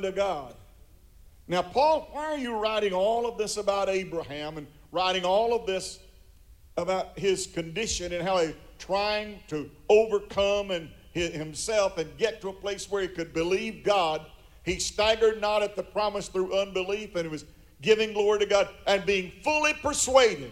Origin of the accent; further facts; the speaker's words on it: United States; I am an American